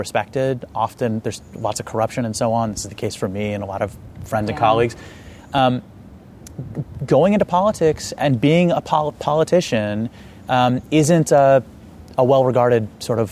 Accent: United States; we're both first-generation Americans, born in the States to parents who were born outside the States

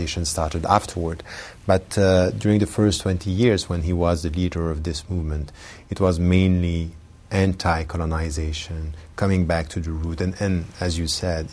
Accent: Geneva, Switzerland; I was born in Geneva, and I was raised there

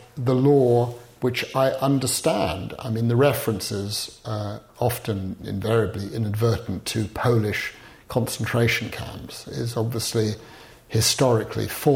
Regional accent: United Kingdom; as a Brit

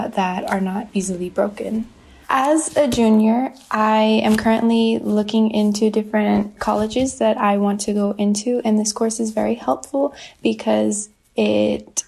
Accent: Viejas Band of Kumeyaay Indians, California, United States; I'm from the Viejas Band of Kumeyaay Indians.

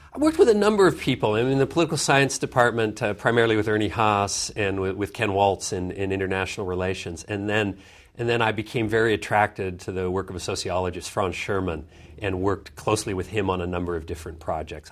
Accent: Vancouver, British Columbia, Canada; also born or lived in Schenectady, New York; My father got a job at the university there in Vancouver, and so my, my growing up years were all in, in Canada, in, uh, in Vancouver.

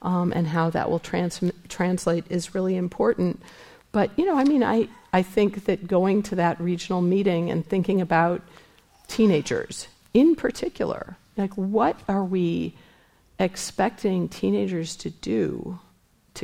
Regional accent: Missouri, United States; now in San Francisco, United States; I'm from Missouri

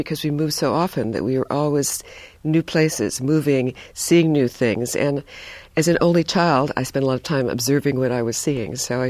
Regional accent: Hibbing, Minnesota, United States; born there; also born or lived in East Coast; now in California, United States; I was born in Minnesota, Hibbing, Minnesota, Bob Dylan country, maybe one of the coldest places in the world. And then I moved quite a lot, went to college and graduate school on the East Coast, and then came to California

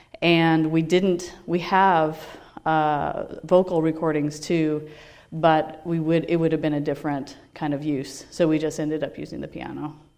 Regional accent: Portland, United States; I'm from Portland

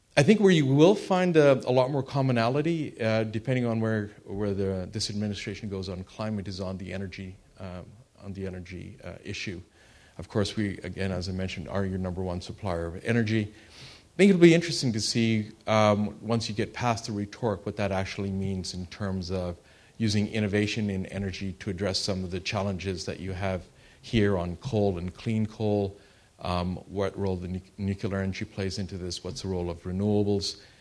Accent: Canada; I am Canadian

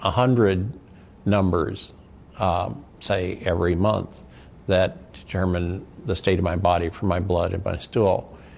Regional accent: Midwest, United States; now in San Diego, United States; when I came here to San Diego in 2000, and I was from the Midwest, and I was overweight, and I didn't exercise

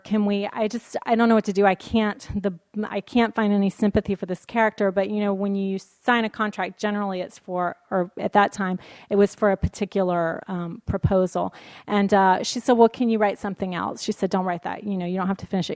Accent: Alabama, United States; also born or lived in New York City; now in San Francisco, United States; I am very much from the South, and it is very, going back home to Alabama

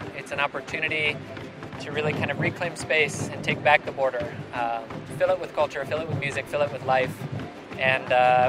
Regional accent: San Diego, California, United States; now in Austin, United States; I'm a filmmaker and an ethnomusicologist. I was born here in San Diego, but I'm now based in Austin, Texas.

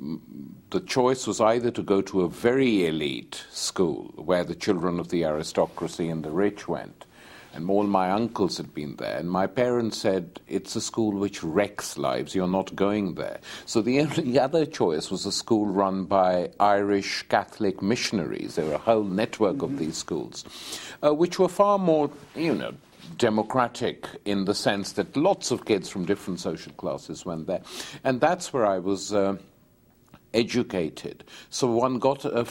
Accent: Lahore, Punjab, Pakistan; I was born in Lahore long years ago in 1943, when it was still part of British India.

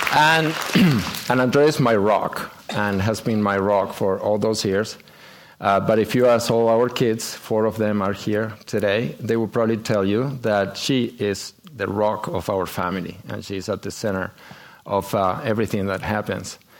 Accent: Argentina; moved away as an adult; we are both from Argentina, and uh, we grew up there

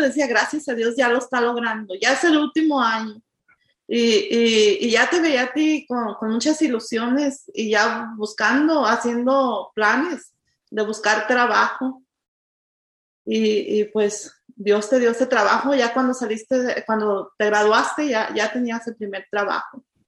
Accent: Jalisco, Mexico; moved away as an adult; now in United States; soy mexicana, venimos del estado de Jalisco, tenemos 27 años aquí en este país

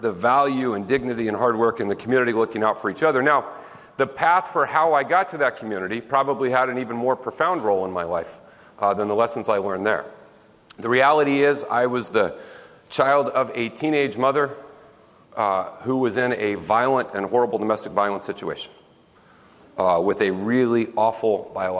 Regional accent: Smackover, Arkansas, United States; moved away; It was a small town, 1,100 people in our little town, Smackover, Arkansas

